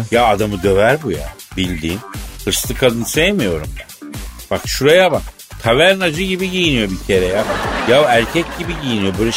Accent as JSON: {"language": "Turkish", "town": "Elazığ", "region": "Elazığ Province", "country": "Turkey", "said": "Ya ben Elazığlıyım ya Ben bak koyayım ben."}